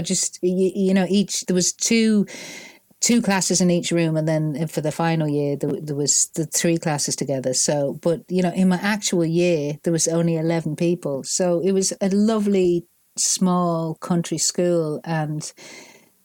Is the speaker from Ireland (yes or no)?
yes; Ireland; accent: Northern; moved away as an adult; also born or lived in Manchester, England; 6 when we moved to Ireland, and it was such a difference from Manchester